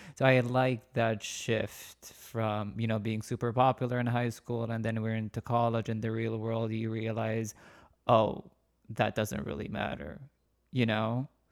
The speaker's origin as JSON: {"language": "English", "country": "Saudi Arabia", "moved": "yes", "said": "I'm originally from Saudi Arabia"}